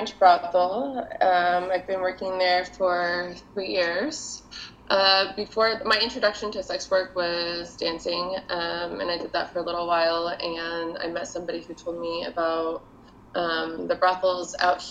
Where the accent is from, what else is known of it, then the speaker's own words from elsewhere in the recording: Midwest, United States; moved away as an adult; now in Nevada, United States; I'm from the Midwest